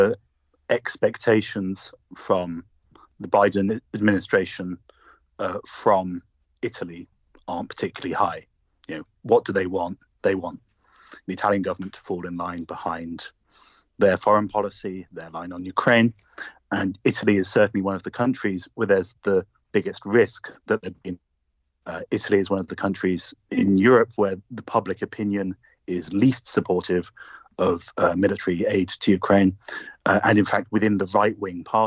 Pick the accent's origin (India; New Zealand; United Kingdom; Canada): United Kingdom; as you'll guess from my accent, I'm British myself.